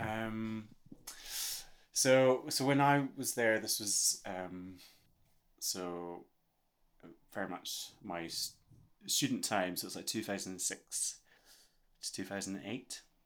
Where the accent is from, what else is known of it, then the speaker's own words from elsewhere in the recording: Scotland, United Kingdom; I'm very aware of being Scottish. I was aware of being Scottish when I grew up as well